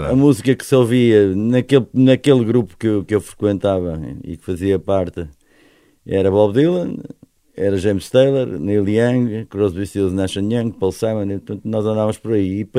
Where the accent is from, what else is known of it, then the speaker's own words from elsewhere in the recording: Portimão, Algarve, Portugal; cresci em Portimão, daí eu, as pessoas julgarem que eu sou, que eu sou algarvio, mas não sou.